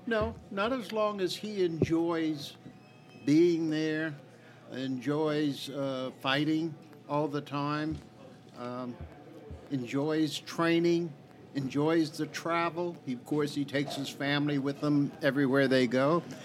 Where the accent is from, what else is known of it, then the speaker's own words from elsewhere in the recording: Maine, United States; I'm eighth generation from my county